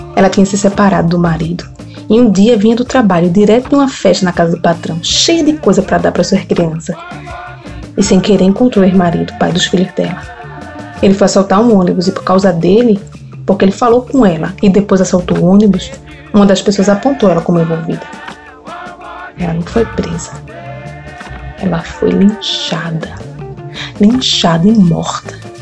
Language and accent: Portuguese; Olinda, Pernambuco, Brazil; also born or lived in Ibura, Recife; Sou de Águas Compridas, em Olinda mas atualmente eu tô no Ibura